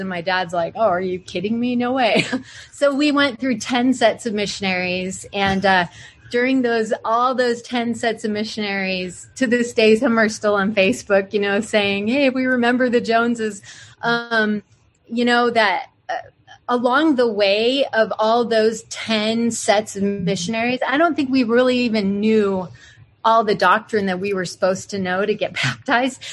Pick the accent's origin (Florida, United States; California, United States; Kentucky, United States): California, United States; San Francisco / Northern; also born or lived in El Paso, Texas; I moved from El Paso, living with my grandparents, to San Francisco